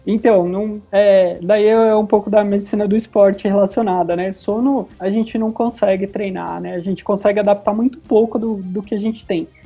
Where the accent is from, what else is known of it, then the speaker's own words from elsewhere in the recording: Brazil; sou é, brasileiro, bem brasileiro